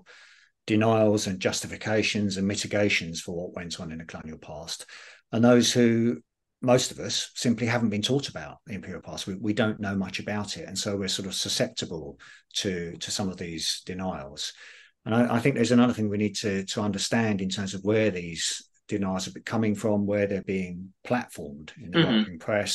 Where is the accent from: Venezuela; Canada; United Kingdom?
United Kingdom; I'm still proud to be British